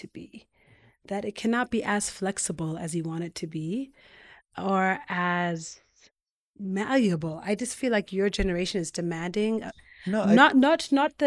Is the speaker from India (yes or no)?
no; Ethiopia; moved away; also born or lived in United States; I was born in Ethiopia, but then immigrated to the U.S.